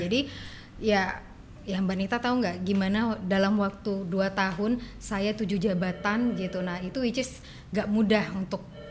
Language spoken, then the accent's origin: Indonesian; Padang, West Sumatra, Indonesia; moved away as an adult; now in Batam, Indonesia; saya dari Padang